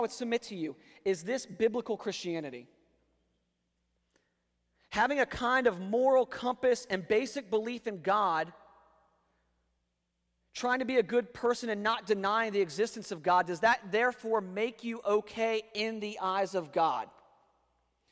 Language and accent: English; Northern Virginia, United States; now in North Carolina, United States; where I grew up in Northern Virginia.